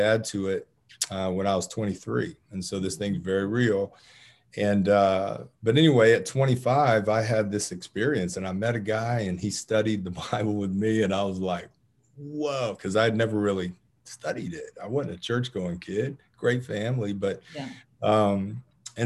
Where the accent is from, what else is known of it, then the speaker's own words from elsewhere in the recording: Marietta, Georgia, United States; I grew up in Cobb County, a Marietta native, and I've been in and around Atlanta my whole life